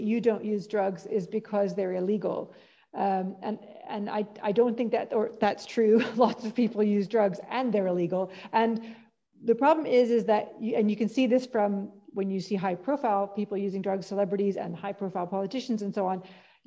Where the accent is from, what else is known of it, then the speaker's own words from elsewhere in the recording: Calgary, Alberta, Canada; moved away as an adult; now in Scotland, United Kingdom; So my hometown is Calgary.